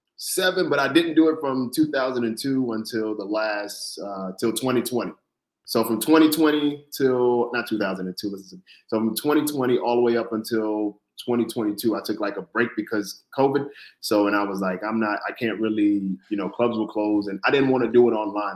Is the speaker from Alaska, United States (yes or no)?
no; Florida, United States; moved away as an adult; also born or lived in Brooklyn, New York; now in New York, United States; born in Brooklyn, but raised in Florida